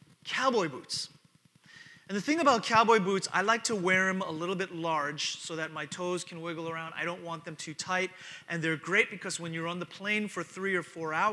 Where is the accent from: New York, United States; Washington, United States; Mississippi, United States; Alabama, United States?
New York, United States; moved away as an adult; also born or lived in Texas; I'm from New York